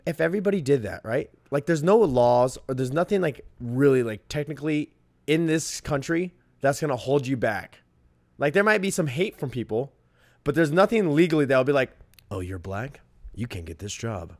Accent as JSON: {"language": "English", "country": "United States", "said": "I'm an American"}